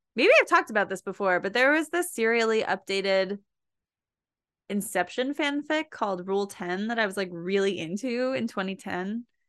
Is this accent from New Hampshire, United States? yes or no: no; New Jersey, United States; I am from New Jersey